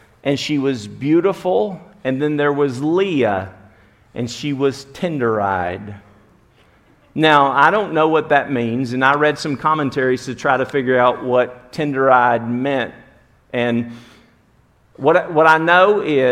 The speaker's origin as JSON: {"language": "English", "region": "Alabama", "country": "United States", "said": "I'm from Alabama"}